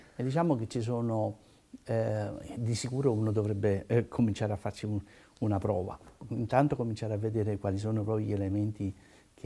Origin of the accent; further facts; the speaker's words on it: Naples, Campania, Italy; io sono napoletano